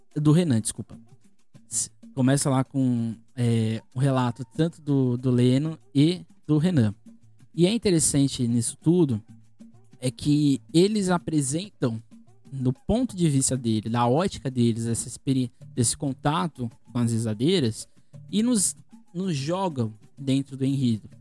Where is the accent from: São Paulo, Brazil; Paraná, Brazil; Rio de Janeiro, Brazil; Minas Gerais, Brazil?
São Paulo, Brazil; Santos; eu sou aqui de Santos, né?